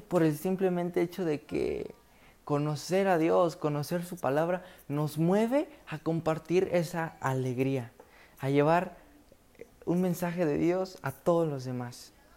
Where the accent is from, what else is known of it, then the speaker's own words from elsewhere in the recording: Villa Hidalgo, Jalisco, Mexico; yo en mi comunidad soy de Jalisco, Villa Hidalgo, Villa Hidalgo, Jalisco, en mi comunidad